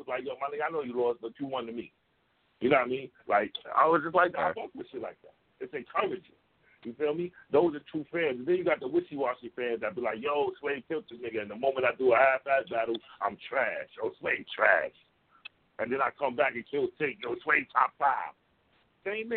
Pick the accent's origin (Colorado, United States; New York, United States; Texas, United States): New York, United States; I'm a New Yorker.